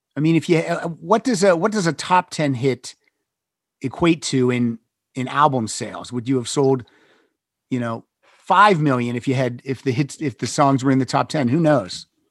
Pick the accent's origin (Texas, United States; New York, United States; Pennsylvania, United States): Pennsylvania, United States; State College; I grew up in Western Pennsylvania, right outside State College, PA